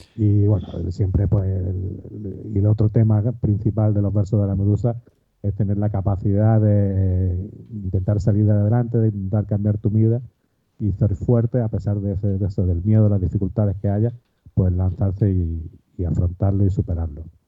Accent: Málaga, Andalusia, Spain; soy un escritor malagueño, aquí de, una ciudad al, sur de, España

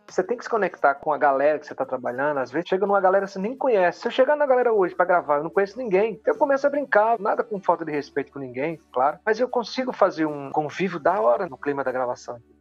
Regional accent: Campina Grande, Paraíba, Brazil; moved away as an adult; now in São Paulo, Brazil; Eu sou paraibano, sou lá de Campina Grande, na Paraíba. Eu já moro em São Paulo há 20 anos.

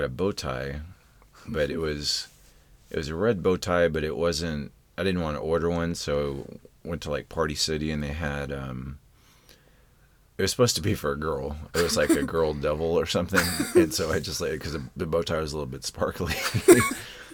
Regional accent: Texas, United States; we're from Texas

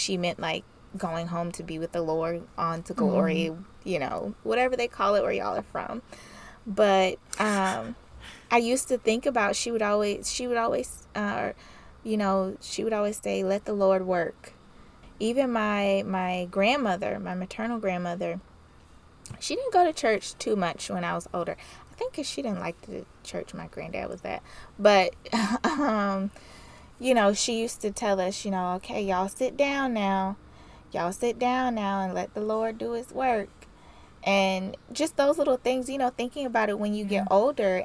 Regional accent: the South, United States; I like growing up in the South

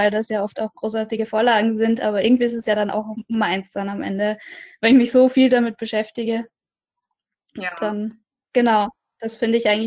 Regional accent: Austria; now in Düsseldorf, Germany; Ich komme ursprünglich aus Österreich, halb Österreich. Also meine Mutter ist Österreicherin, mein Vater ist Isländer.

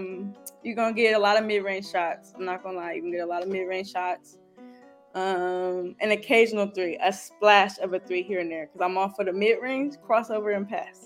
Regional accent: Rancho Cucamonga, California, United States; Rancho is easy. It's beautiful. It's laid back. It's a vibe, I would say. It's far from the city. It's not LA.

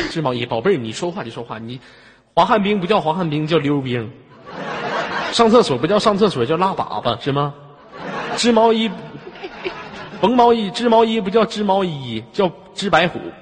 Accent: Inner Mongolia, China; 因为我是来自非常美丽的内蒙古大草原

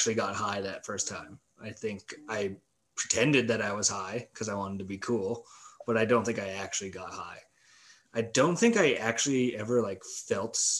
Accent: Manitoba, Canada; now in Winnipeg, Canada; I was born and raised in the Nepal, Manitoba

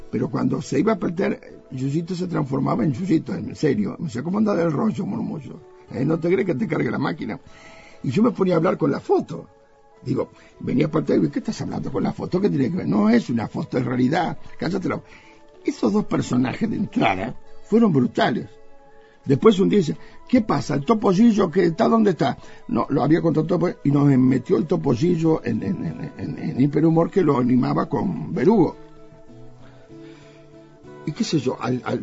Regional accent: Uruguay; Y nosotros, como típicamente siempre tímidos como los uruguayos

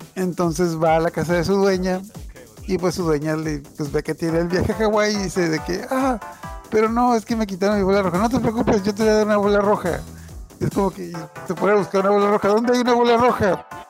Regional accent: Mexico; nosotros somos de México

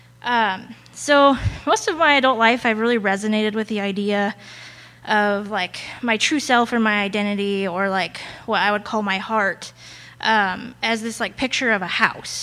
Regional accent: Colorado, United States; also born or lived in Arizona; I moved from Arizona, where I was born, to Colorado in fifth grade.

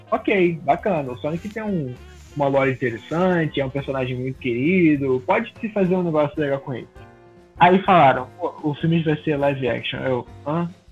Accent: Rio de Janeiro, Brazil; Eu sou do Rio de Janeiro

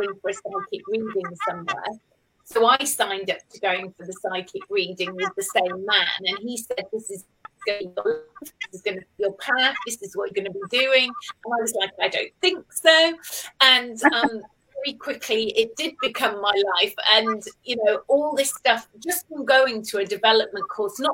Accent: Cheshire, North West England, United Kingdom; moved away as an adult; also born or lived in Stoke-on-Trent / London; now in Cornwall, United Kingdom; I was born in Stoke-on-Trent up north, but I was brought up living in Cheshire. And then I went to school there.

